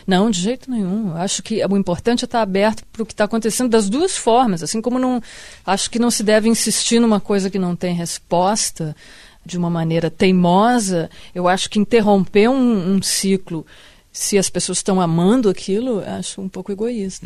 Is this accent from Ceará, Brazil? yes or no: no; Rio Grande do Sul, Brazil; moved away as an adult; now in Rio de Janeiro, Brazil; Eu me sinto carioca no que isso não me tire nada do que eu me sinto gaúcha